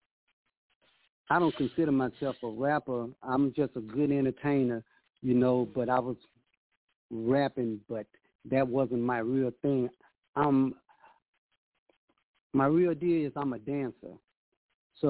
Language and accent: English; Baton Rouge, Louisiana, United States; also born or lived in Lafayette, Louisiana; now in Houston, United States; I'm from Baton Rouge, Louisiana. But I call Lafayette, Louisiana, my second home